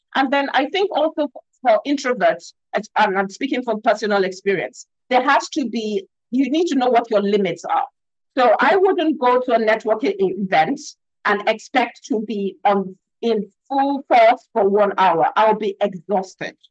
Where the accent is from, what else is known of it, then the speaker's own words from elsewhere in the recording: Nigeria; I'm African. I'm from Nigeria. I'm based in I'm, I'm based in Lagos, Nigeria